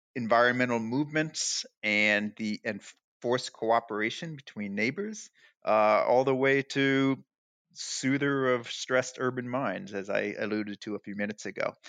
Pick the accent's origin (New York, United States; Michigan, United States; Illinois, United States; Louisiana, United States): Illinois, United States; Chicago; moved away as an adult; also born or lived in Los Angeles; now in Providence, United States; I grew up in the Midwest, the Upper Midwest